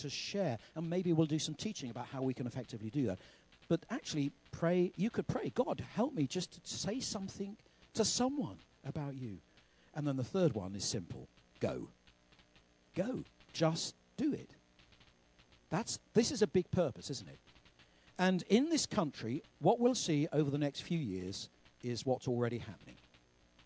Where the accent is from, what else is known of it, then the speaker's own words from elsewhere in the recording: United Kingdom; we're British